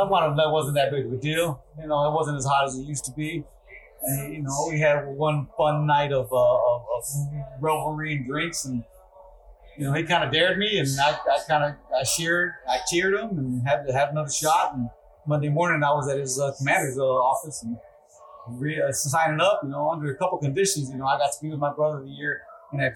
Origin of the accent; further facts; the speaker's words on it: Dundee, Florida, United States; We both grew up in Haines City, actually in Dundee